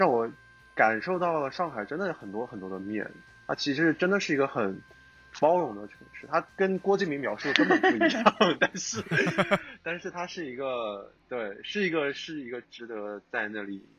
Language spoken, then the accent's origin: Chinese; Nanjing, Jiangsu, China; also born or lived in Shanghai; 我是城里孩子，从小在新街口混的人，